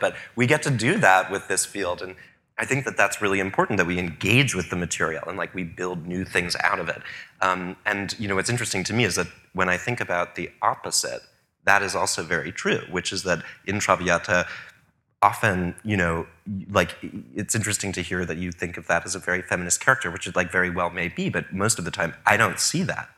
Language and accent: English; New York, United States; also born or lived in Paris; as a New Yorker